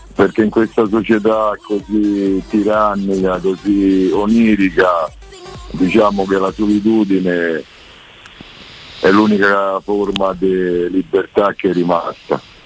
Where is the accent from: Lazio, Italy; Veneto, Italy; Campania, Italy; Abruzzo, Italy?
Lazio, Italy; Rome; io sono da Roma